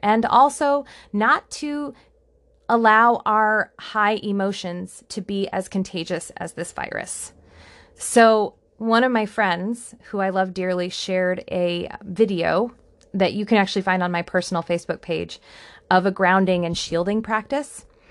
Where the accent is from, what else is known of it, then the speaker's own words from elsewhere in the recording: United States; I am an American